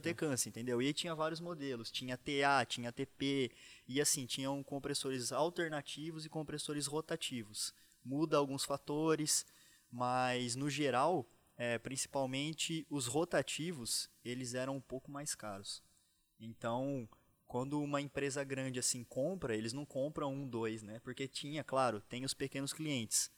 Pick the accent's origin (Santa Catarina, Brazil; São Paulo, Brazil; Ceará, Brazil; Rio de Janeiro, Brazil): São Paulo, Brazil; São Carlos; Eu sou do interior de São Paulo, sou de São Carlos